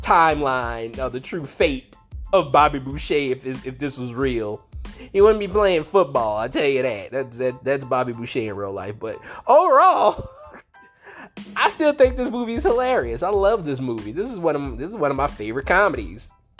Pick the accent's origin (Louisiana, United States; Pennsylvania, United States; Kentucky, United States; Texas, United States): Louisiana, United States; especially Cajun people, and I'm both, you know, like, you know, I'm from Louisiana, you know, I'm from Louisiana